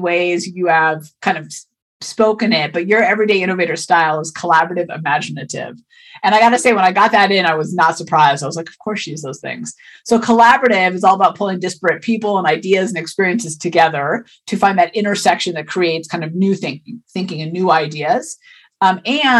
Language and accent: English; East Bay, California, United States; I grew up in East Bay in California